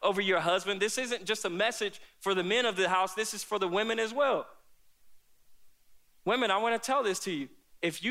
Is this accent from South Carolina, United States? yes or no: yes; South Carolina, United States; I grew up here in South Carolina with both of my parents